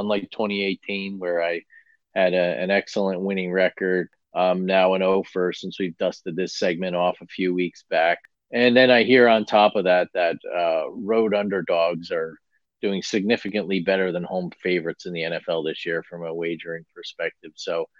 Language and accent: English; New Jersey, United States; now in West Coast, United States; my days as a youngster growing up in North Jersey, just across the river from New York City.